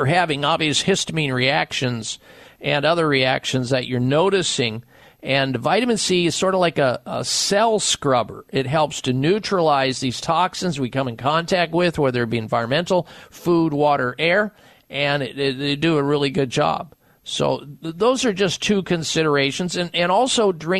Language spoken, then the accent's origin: English; Midwest, United States; now in Arizona, United States; I'm from the Midwest.